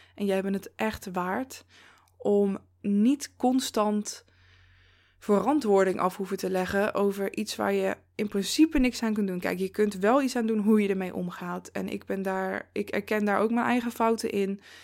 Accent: Zevenaar, Gelderland, Netherlands; moved away as an adult; now in Eindhoven, Netherlands; toen ik bijvoorbeeld nog in Zevenaar woonde, waar ik ben opgegroeid en iets van 23 eh, jaar heb gewoond

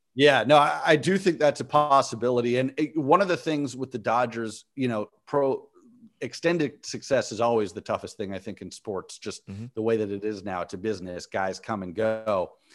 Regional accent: Los Angeles, California, United States; now in Bay Area, United States; I grew up

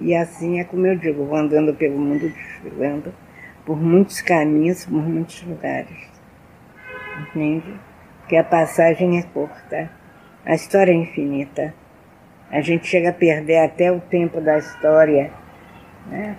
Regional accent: Rio de Janeiro, Brazil; moved away as an adult; now in Salvador, Brazil; nasci no Rio, como eu disse anteriormente, no bairro da Tijuca, mas eu já vivo aqui na Bahia já há 50 anos

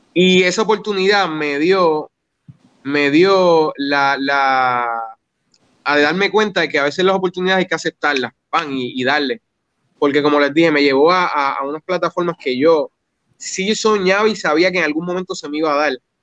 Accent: Yabucoa, Puerto Rico; also born or lived in Humacao; yo me crié en Yabucoa

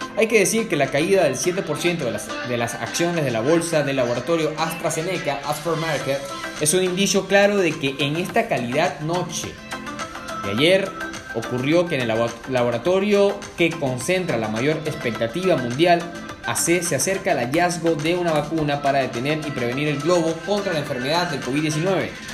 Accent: Puerto Cabello, Carabobo, Venezuela; now in Buenos Aires, Argentina; mi ciudad natal en Venezuela, Puerto Cabello

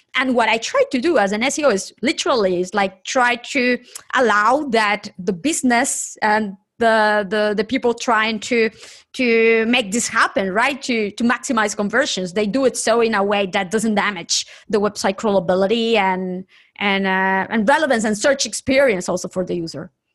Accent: Nicaragua; moved away; from my home country, Nicaragua, I am originally from Nicaragua

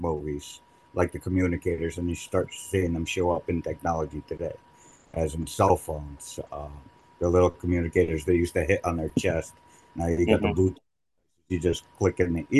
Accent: New Jersey, United States; I was born and raised in Jersey

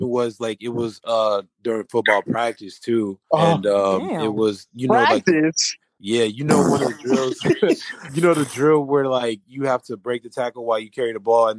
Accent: Los Angeles, California, United States; Born and raised in Los Angeles, California. Recently graduated from California State University of Dominguez Hills

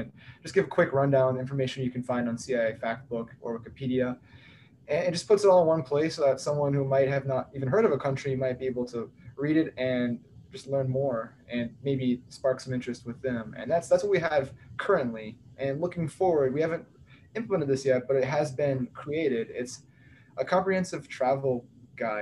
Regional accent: Texas, United States; I am from Texas, but I go to Vanderbilt

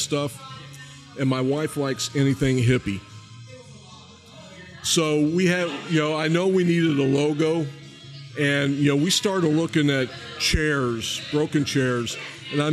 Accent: Ohio, United States; moved away as an adult; also born or lived in Tennessee / Texas; now in Reading, United States; I was born and raised in Ohio, lived in Tennessee, lived in Texas, and then here.

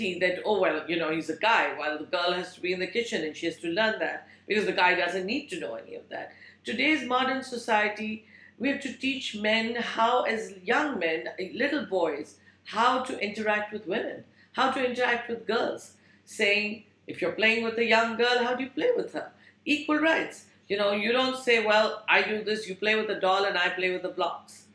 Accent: India; moved away; I grew up in India

